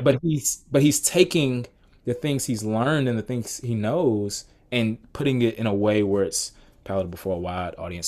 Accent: Atlanta, Georgia, United States; I grew up in Atlanta, Georgia. Actually still live in Atlanta now.

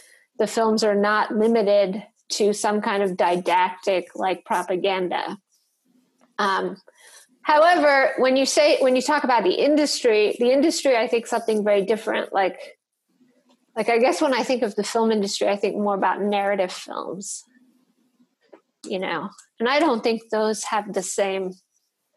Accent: New York, United States; moved away as an adult; also born or lived in Detroit; now in North Carolina, United States; I grew up in New York, and like half of the city doesn't look anything like what I grew up

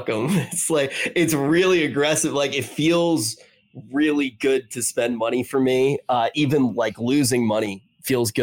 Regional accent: Atlantic City, New Jersey, United States; moved away; also born or lived in New York; I grew up in Atlantic City

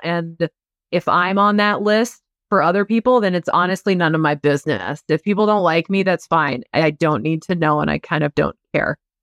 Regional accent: Iowa, United States; moved away; I'm from Iowa

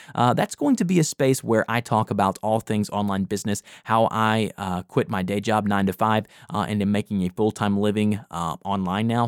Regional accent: the South, United States; accent: Southern; I am from the South and I do my best on my podcast and, and anything that I present myself on the internet to try and kind of tone back the Southern accent

